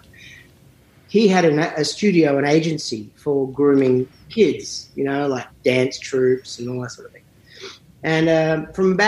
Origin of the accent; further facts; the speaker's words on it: Sydney, New South Wales, Australia; moved away as an adult; also born or lived in St Leonards, Sydney; now in Nashville, United States; I grew up in a suburban area called Northbridge, which was about 15 minutes from the centre of Sydney, maybe 20.